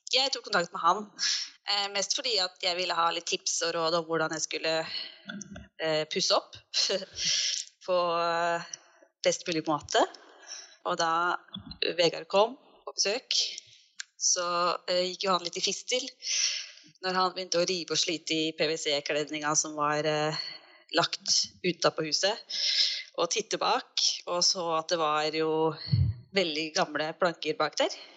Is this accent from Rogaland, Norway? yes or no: no; Fredrikstad, Østfold, Norway; moved away; also born or lived in Oslo; vi er jo begge fra Fredrikstad